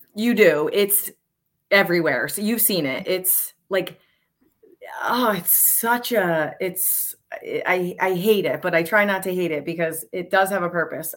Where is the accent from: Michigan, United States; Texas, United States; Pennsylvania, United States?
Pennsylvania, United States; Montgomery County; now in Bucks County, United States; I'm currently in Bucks County. We've been in, I grew up in Montgomery County